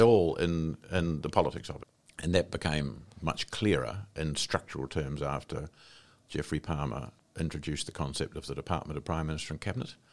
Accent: Wairarapa, Wellington, New Zealand; moved away as an adult; I came from the Wairarapa, where I'd grown up

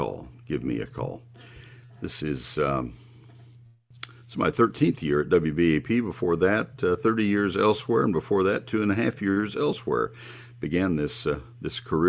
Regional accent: Bryan, Texas, United States; moved away as an adult; also born or lived in Northern Ohio; I grew up in Bryan College Station and listened to KORA down there 100 years ago

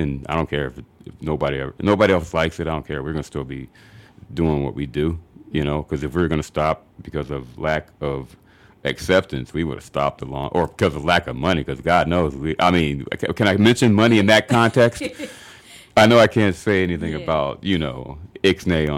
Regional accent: Chicago, Illinois, United States; Grew up in Auburn Gresham, a combination of Auburn Gresham and Englewood, Leo High School and all that good stuff

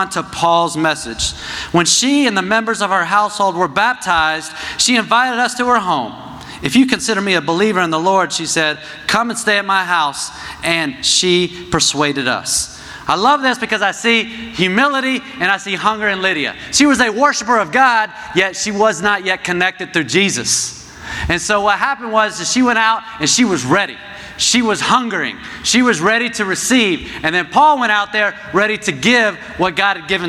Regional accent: New Jersey, United States; moved away as an adult; also born or lived in South Florida; I'm from New Jersey.

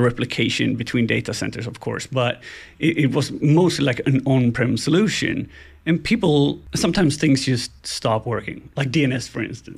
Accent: Gothenburg, Västra Götaland, Sweden; I'm from Gothenburg, Sweden

